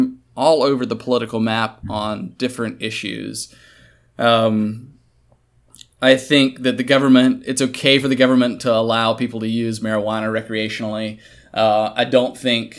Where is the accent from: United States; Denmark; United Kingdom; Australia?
United States; Kansas; I'm from Kansas